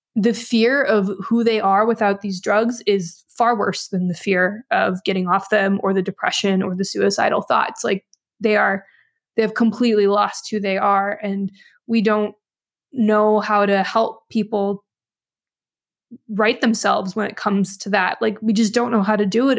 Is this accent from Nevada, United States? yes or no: yes; Nevada, United States; moved away as an adult; also born or lived in New York / Vancouver, Canada; I'm in Nevada now. I grew up here